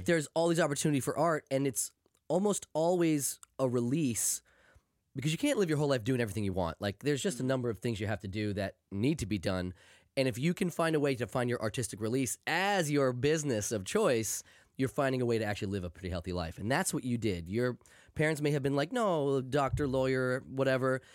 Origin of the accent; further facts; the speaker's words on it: United States; I am old and from America